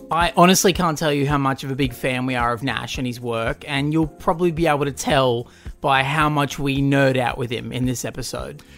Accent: Newcastle, New South Wales, Australia; I grew up in Newcastle.

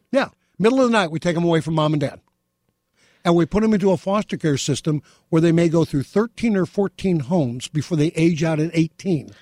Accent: Beverly Hills, California, United States; growing up in Beverly Hills with my mom, my sister

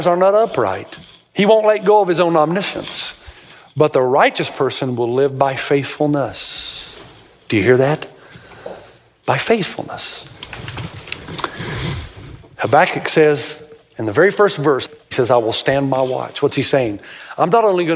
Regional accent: Tennessee, United States; I grew up in Tennessee

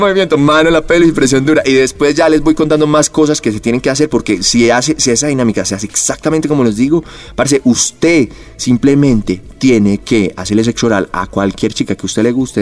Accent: Medellín, Antioquia, Colombia; also born or lived in Bogotá; yo soy Medellín, yo soy paisa

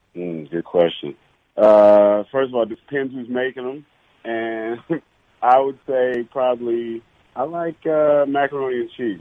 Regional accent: Detroit, Michigan, United States; moved away; Growing up in Detroit for a while

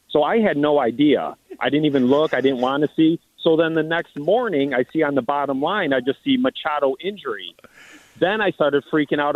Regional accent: Cleveland, Ohio, United States; we're from Cleveland

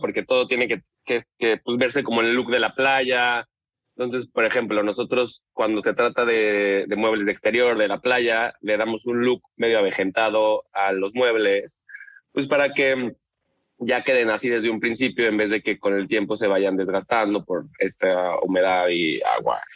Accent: Mexico City, Mexico; moved away as an adult; now in Tulum, Mexico; soy de la Ciudad de México

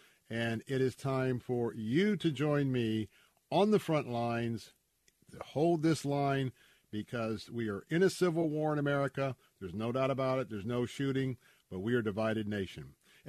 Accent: Tampa, Florida, United States; I was born and raised here in Tampa, right in the heart of West Tampa

